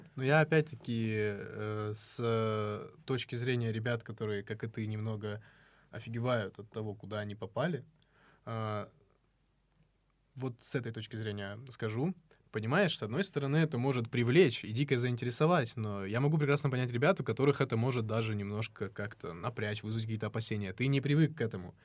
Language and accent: Russian; North Ossetia–Alania, Russia; now in Moscow, Russia; я из Осетии